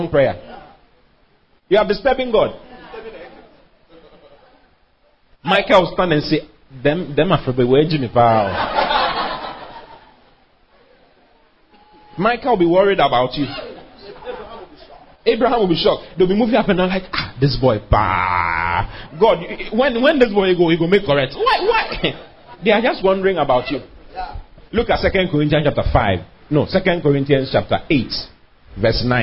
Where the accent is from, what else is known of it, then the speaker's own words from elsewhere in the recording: Accra, Greater Accra, Ghana; also born or lived in Kumasi; I was born and raised in Danzuman.